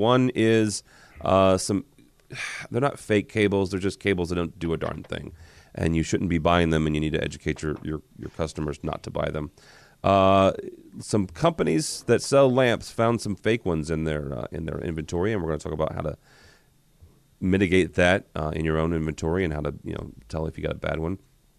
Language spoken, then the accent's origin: English; Midwest, United States; You know what, dude? I'm from the Midwest.